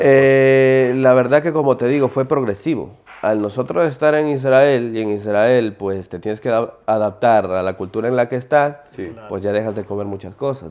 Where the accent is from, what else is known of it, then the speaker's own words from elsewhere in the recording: Ecuador; now in Spain; yo soy judío, vivo en España, pero igual sigo siendo ecuatoriano